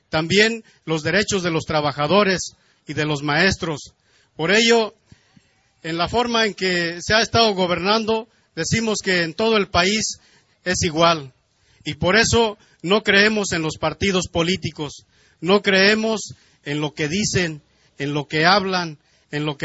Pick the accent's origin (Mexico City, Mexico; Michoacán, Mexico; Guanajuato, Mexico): Michoacán, Mexico; Purépecha of; nosotros, integrantes del pueblo purépecha de Michoacán